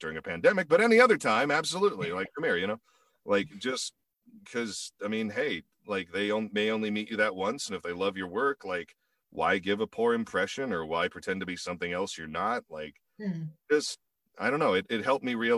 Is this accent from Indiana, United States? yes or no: yes; Indiana, United States; moved away as an adult; also born or lived in Chicago, Illinois / South Bend, Indiana; now in California, United States; I'm originally from Indiana.